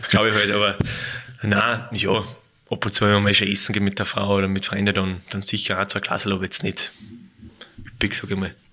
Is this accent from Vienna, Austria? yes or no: no; Salzburg, Austria; bin Salzburger, muss ich Salzburg sagen.